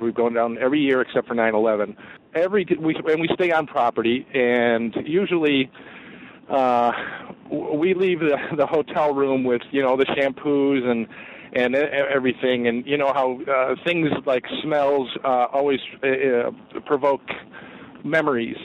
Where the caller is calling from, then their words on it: Geneva, Illinois, United States; I'm calling from Geneva, Illinois